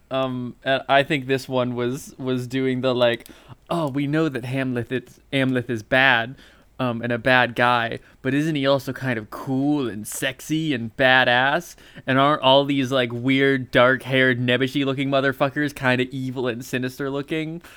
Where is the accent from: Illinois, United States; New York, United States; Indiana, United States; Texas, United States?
Indiana, United States; We grew up in the same town as Adam Driver